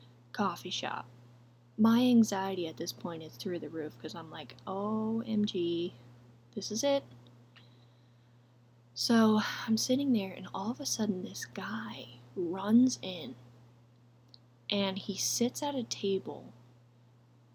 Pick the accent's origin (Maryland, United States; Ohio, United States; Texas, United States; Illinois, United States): Texas, United States; We had just moved to Texas, and I was in fifth grade